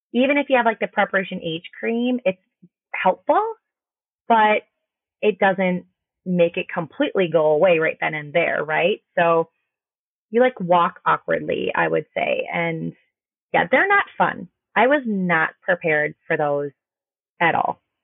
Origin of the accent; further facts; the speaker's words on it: Minnesota, United States; I am from Minnesota